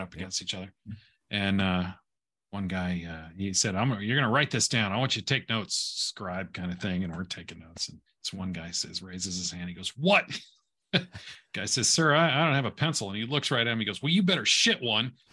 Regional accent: Southern California, United States; I grew up in Southern California

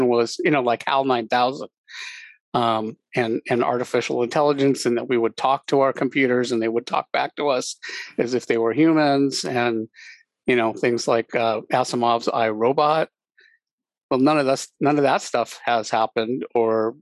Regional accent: Anaheim, California, United States; I grew up near Disneyland.

